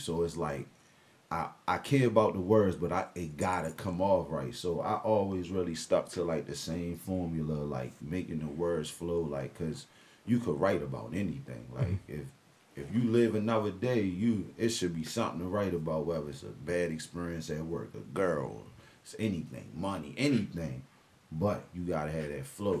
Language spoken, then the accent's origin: English; Annapolis, Maryland, United States; Annapolis, Maryland, born and raised